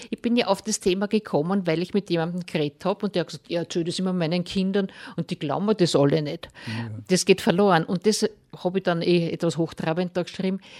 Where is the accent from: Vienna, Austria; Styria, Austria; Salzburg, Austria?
Vienna, Austria; weil ich ja als Wienerin